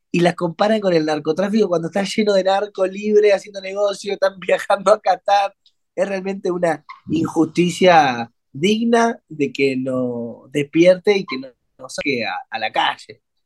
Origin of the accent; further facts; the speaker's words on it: Argentina; Nosotros somos argentinos